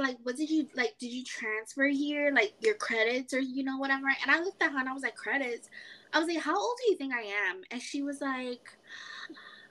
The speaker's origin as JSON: {"language": "English", "town": "New York City", "region": "New York", "country": "United States", "moved": "as an adult", "lives_now": "North Carolina, United States", "said": "I'm from New York. I'm from, you know, the Bronx"}